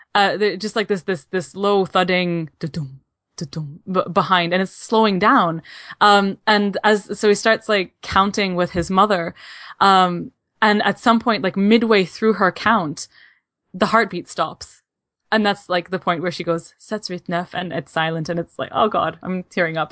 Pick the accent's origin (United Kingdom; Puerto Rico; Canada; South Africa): Canada; As a Canadian